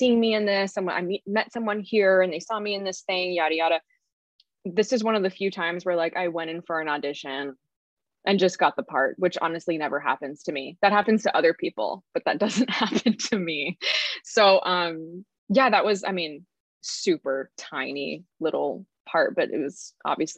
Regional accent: Carlsbad, California, United States; moved away as an adult; now in Los Angeles, United States; I was raised in San Diego, in Carlsbad.

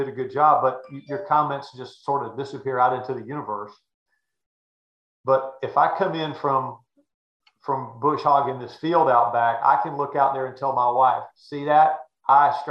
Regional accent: Chapel Hill, North Carolina, United States; growing up in Chapel Hill, North Carolina

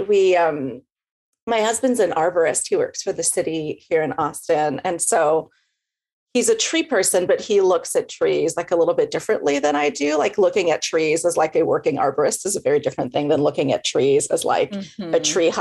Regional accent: Montreal, Quebec, Canada; moved away as an adult; also born or lived in Victoria, British Columbia; now in Texas, United States; I'm originally from Montreal in Quebec, and then I moved to Texas 15 years ago

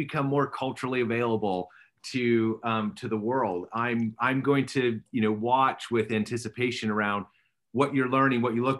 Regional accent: close to Calgary, Alberta, Canada; I'm as a Canadian, I grew up close to Calgary.

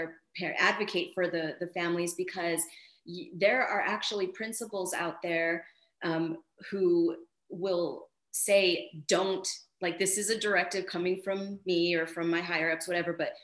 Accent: El Paso, Texas, United States; also born or lived in Dallas; When I came home to El Paso, Texas, none of the districts in my hometown were doing in-person

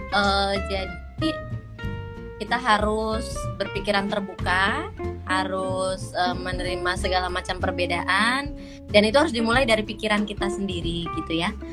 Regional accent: Indonesia; moved away as an adult; now in Malaysia; aku juga dari Indonesia

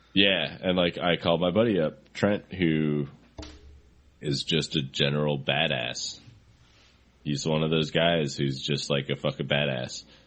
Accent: Seattle, Washington, United States; also born or lived in Fort Collins, Colorado; now in Seattle, United States; I grew up in Seattle

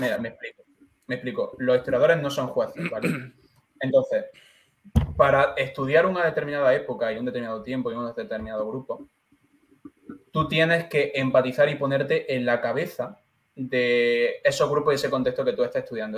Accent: Andalusia, Spain; now in Madrid, Spain; Me gusta ser natural de Andalucía

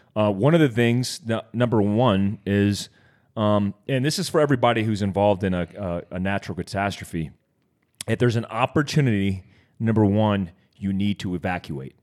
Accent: Daytona Beach, Florida, United States; kid from Daytona Beach, Florida

